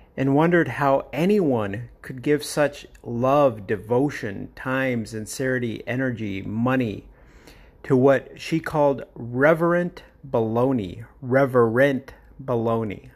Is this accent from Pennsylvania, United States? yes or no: no; Phoenix, Arizona, United States; my hometown of, or local town, whatever you want to call it, of Phoenix, Arizona